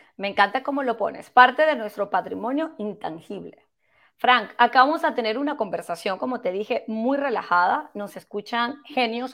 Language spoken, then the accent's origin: Spanish; Venezuela; yo también soy de Venezuela